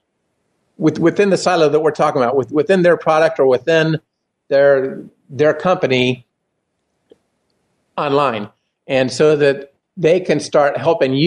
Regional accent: Indiana, United States; moved away as an adult; now in Texas, United States; I'm originally from Indiana

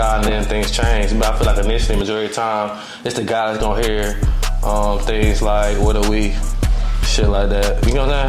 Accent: Atlanta, Georgia, United States; I'm from Atlanta.

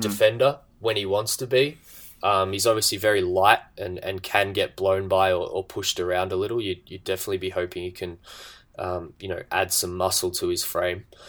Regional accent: Australia; being an Australian

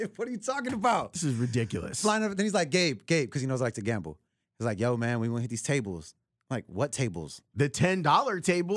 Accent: Chicago, Illinois, United States; my upbringing as a Chicagoan in the city

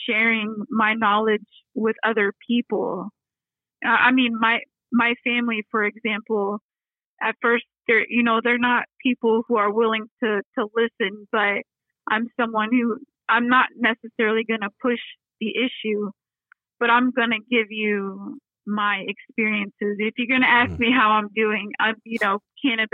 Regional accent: Texas, United States; now in Detroit, United States; I'm from Texas

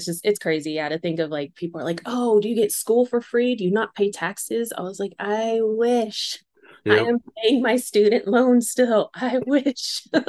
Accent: Arizona, United States; also born or lived in Oklahoma / Phoenix, Arizona; So I was born technically in Phoenix, lived in Oklahoma for like 5 years, and then went back to Arizona and was raised there.

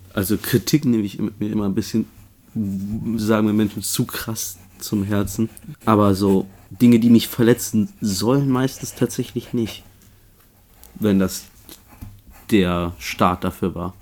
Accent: Gießen, Hesse, Germany; ich bin in Gießen geboren und aufgewachsen, also hier, wo du jetzt bist.

